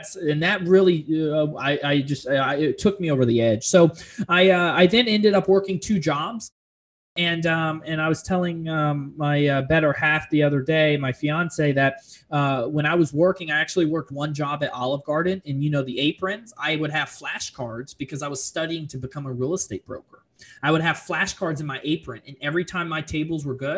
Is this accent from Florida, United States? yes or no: yes; Fort Lauderdale, Florida, United States; also born or lived in Orlando; now in Charlotte, United States; I'm originally from South Florida, Fort Lauderdale to be exact. I grew up in a duplex